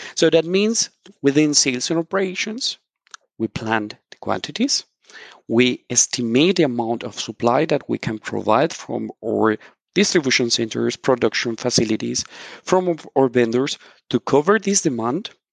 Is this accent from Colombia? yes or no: yes; Colombia; now in Mannheim, Germany; I'm originally from Colombia